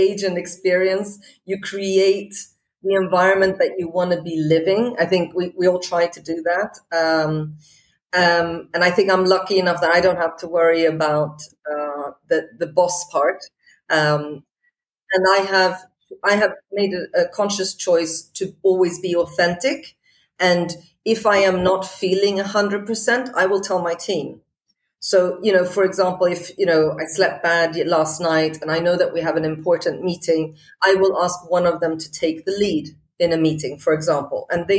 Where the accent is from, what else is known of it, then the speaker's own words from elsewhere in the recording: Portugal; also born or lived in Scotland; You know, I grew up in Portugal. I'm Swedish. I went to school in Scotland.